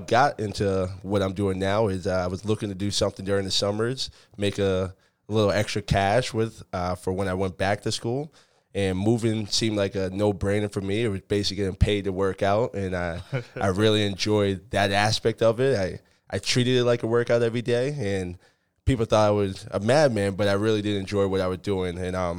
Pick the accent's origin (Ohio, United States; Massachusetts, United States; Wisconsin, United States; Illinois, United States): Massachusetts, United States; Acton; I grew up in Acton, Massachusetts, which is local to where we are right now.